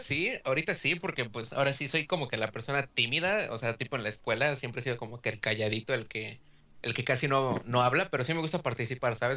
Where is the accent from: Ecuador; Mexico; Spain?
Mexico; somos, somos mexicanos